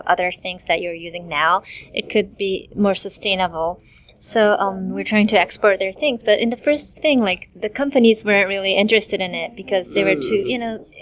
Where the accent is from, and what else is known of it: Japan; English is a second language